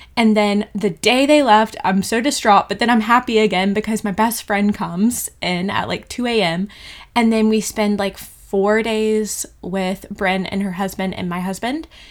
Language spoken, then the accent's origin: English; Georgia, United States; moved away as an adult; also born or lived in Bali; now in New Zealand; I am from Georgia, in the USA